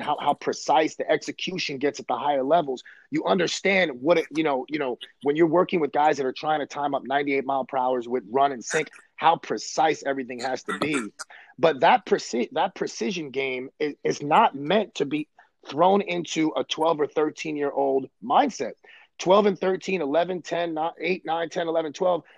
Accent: New York City, New York, United States; I grew up in Brooklyn, New York, and Coney Island in the '80s

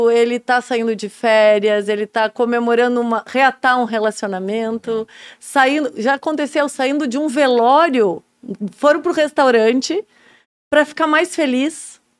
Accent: Blumenau, Santa Catarina, Brazil; moved away as an adult; now in Pomerode, Brazil; Sou de Blumenau. Tá de Blumenau. Morei em Blumenau

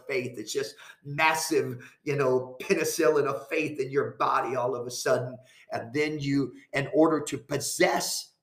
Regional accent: Ypsilanti, Michigan, United States; moved away; also born or lived in Chicago, Illinois; I was born in Ypsilanti, Michigan, in St. Joe's Hospital

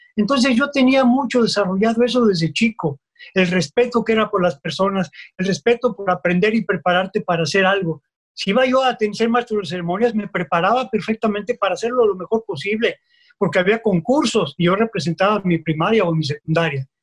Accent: Mexico City, Mexico

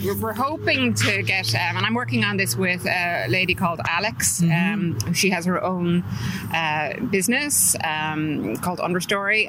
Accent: Dublin, Leinster, Ireland; moved away as an adult; also born or lived in California, United States; I'm from Drumcondra and mm-hmm. I'm back living there now after living in America for 25 years oh, in California

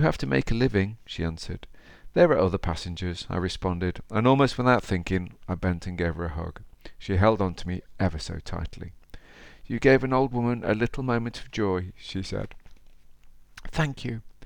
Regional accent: Derby, East Midlands, United Kingdom; accent: Derby; my Derby accent

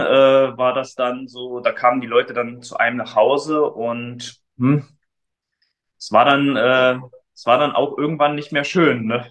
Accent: Frankfurt, Brandenburg, Germany; moved away as an adult; now in Leipzig, Germany

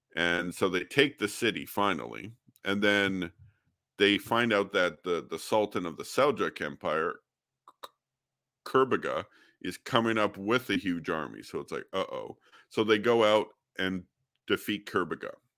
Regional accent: Alberta, Canada; I'm from Canada. uh, born and raised in Alberta

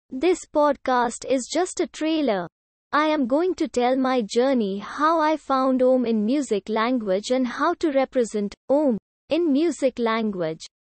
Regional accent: Delhi, India; I am from Delhi, India

